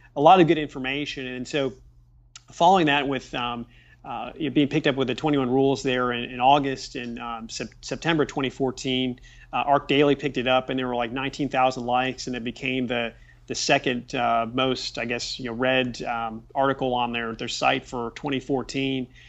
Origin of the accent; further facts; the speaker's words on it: Richmond, Indiana, United States; growing up in Richmond, Indiana